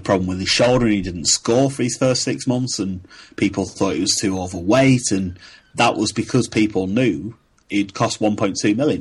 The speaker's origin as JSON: {"language": "English", "country": "United Kingdom", "accent": "northeast northwest hybrid", "said": "my accent, my northeast northwest hybrid, has been described as incredible"}